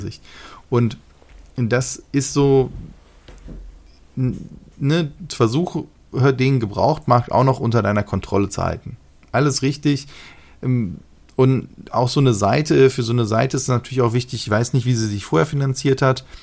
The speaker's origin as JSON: {"language": "German", "country": "Germany", "said": "Bei uns in Deutschland"}